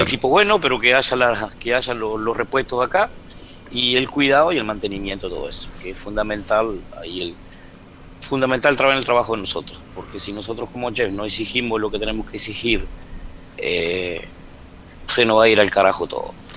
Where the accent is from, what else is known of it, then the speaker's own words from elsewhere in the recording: Argentina; moved away as an adult; also born or lived in Cuba / Dominican Republic; otro hotel más que se inauguraba acá en Termas y bueno, que es el que estoy ahora, me vine de nuevo porque mi tierra, tengo mi familia cerca